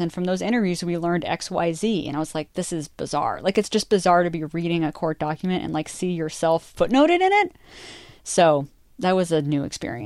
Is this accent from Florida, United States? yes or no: no; outside of Boston, Massachusetts, United States; moved away as an adult; also born or lived in North Dakota / Western Colorado; now in Los Angeles, United States; I grew up outside of Boston.